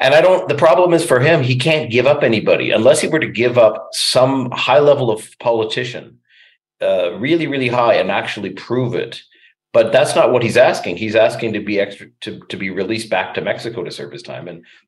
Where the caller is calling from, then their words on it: Canada; like I'm talking now from Canada, we don't have that kind of really, really severe lockdown.